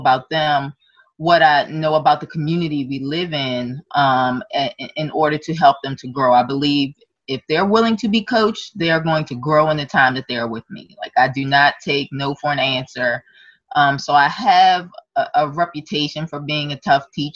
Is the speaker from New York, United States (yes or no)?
no; Maryland, United States; I have been born and raised in Maryland